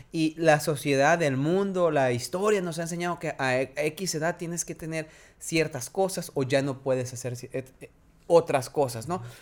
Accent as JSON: {"language": "Spanish", "country": "Mexico", "said": "soy más fluido en inglés, pero soy mexicano, tengo que hablar español."}